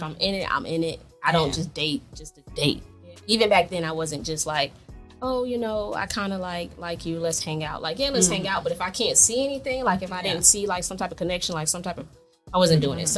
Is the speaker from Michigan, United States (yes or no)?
no; Jacksonville, Florida, United States; moved away as an adult; also born or lived in Miami, Florida; now in Georgia, United States; I'm actually from Jacksonville, Florida.